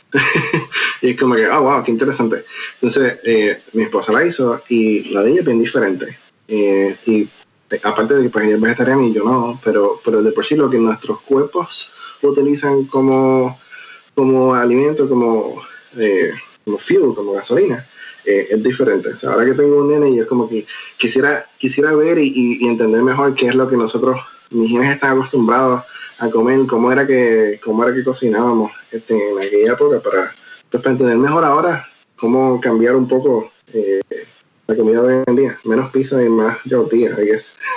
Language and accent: Spanish; Puerto Rico; moved away as an adult; also born or lived in Nashville; now in Seattle, United States; mi comunidad siempre será Puerto Rico, porque es de donde crecí y donde nací.